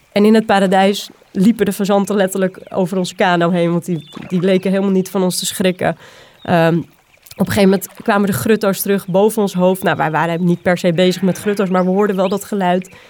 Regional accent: Zaanstreek, North Holland, Netherlands; moved away as an adult; now in Utrechtse Heuvelrug, Netherlands; Ik kom uit de Zaanstreek. Ik ben een, eh, een poldermeisje, ehm, opgegroeid tussen de grutto's en de kievieten

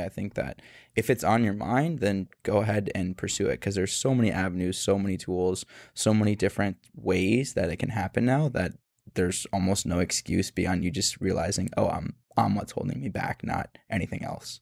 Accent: Phoenix, Arizona, United States; the same part of Phoenix that I'm from

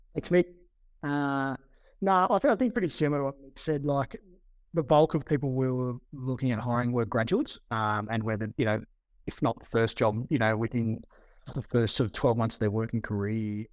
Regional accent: Berrima, New South Wales, Australia; I grew up in Berrima, uh, on a little hundred acre property

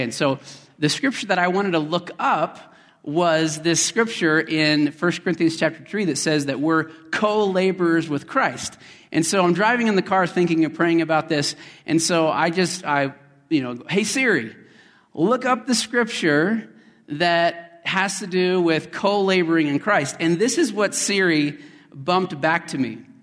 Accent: Colorado, United States; also born or lived in West Texas; My father and I were down in West Texas where I was born, although I grew up in Colorado

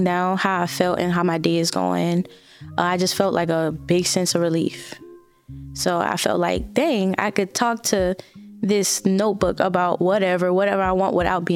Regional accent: New Orleans, Louisiana, United States; The neighborhood that I grew up in the East

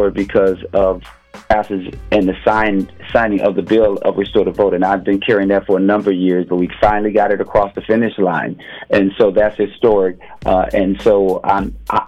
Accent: Minneapolis, Minnesota, United States; growing up in North Minneapolis

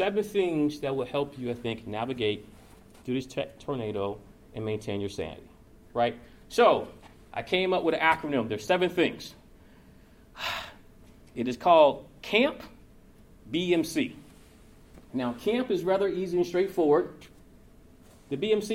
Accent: Georgia, United States; moved away as an adult; also born or lived in Chicago; now in Louisville, United States; I'm originally from Georgia, so I have thin blood, thin skin

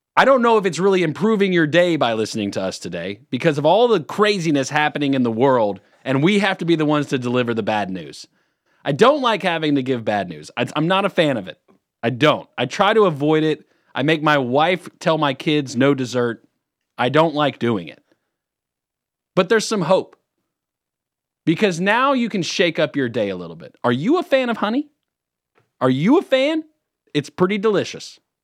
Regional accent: California, United States; now in Lake Norman, United States; I was born in California.

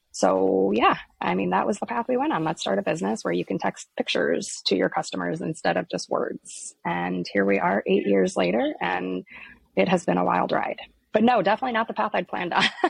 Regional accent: Iowa, United States; I was born and raised here in Iowa, which is where our company is actually located

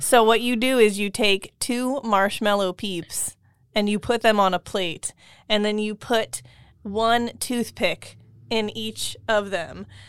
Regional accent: Pennsylvania, United States; I grew up in Pennsylvania.

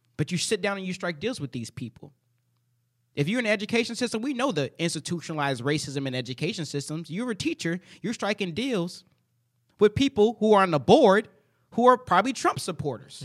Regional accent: United States; It's the only country I've ever known.

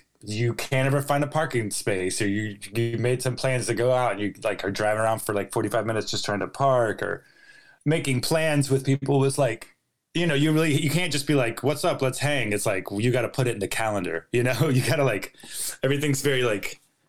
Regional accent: North Carolina, United States; moved away as an adult; also born or lived in Los Angeles; I'm from North Carolina.

